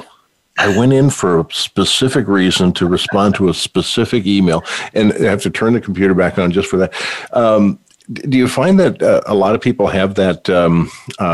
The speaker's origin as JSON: {"language": "English", "region": "North Dakota", "country": "United States", "tie": "born or raised there", "moved": "yes", "said": "I hail from the Peace Garden State. So, yay, North Dakota. my old hometown there."}